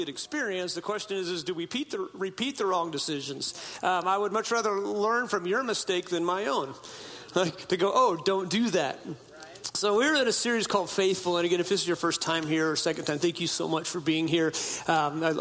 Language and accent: English; Klamath River, Northern California, United States; moved away as an adult; also born or lived in Hoopa Valley Indian Reservation, California; now in Boise, United States; I'm talking Oregon border northern, way up in the boonies where I grew up on the Klamath River